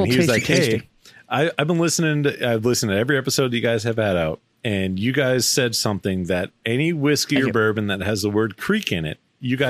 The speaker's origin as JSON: {"language": "English", "town": "Boston", "region": "Massachusetts", "country": "United States", "tie": "born there", "said": "I was born in Boston."}